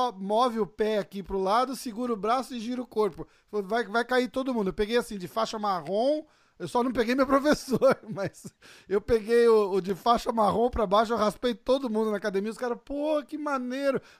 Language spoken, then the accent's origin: Portuguese; Brazil; a gente é do Brasil